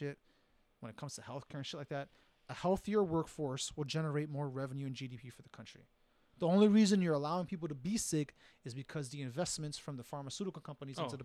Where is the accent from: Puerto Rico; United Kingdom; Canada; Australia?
Puerto Rico; now in United States; I come from Puerto Rico